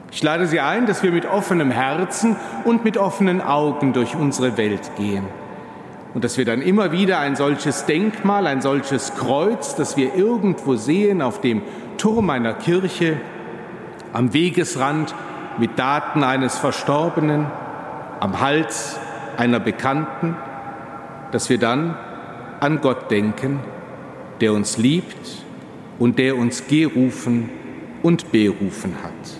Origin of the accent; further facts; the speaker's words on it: Cologne, North Rhine-Westphalia, Germany; Nicht nur in meiner Heimat, wenn man etwas außerhalb von Köln, dem Rheinland unterwegs ist